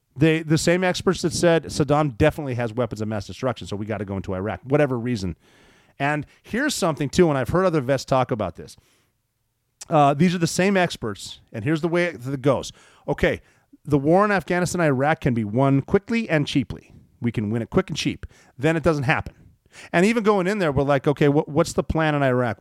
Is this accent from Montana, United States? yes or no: yes; Montana, United States; Maelstrom Air Force Base, which is in my home state of Montana